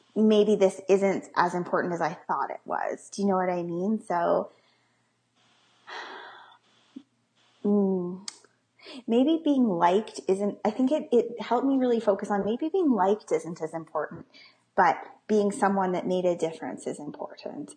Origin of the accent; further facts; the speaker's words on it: Calgary, Alberta, Canada; I'm from Calgary, um, Alberta